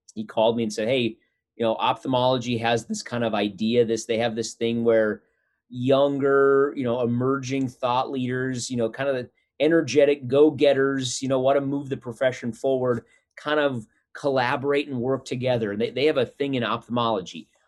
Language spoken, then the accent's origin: English; North Dakota, United States; moved away; We were both born and raised in North Dakota